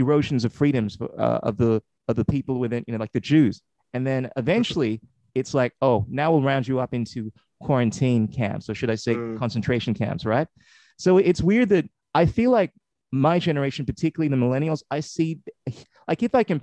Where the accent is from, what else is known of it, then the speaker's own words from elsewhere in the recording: Ghana; now in Australia; I'm originally from Ghana, West Africa, I've been here for about 30 years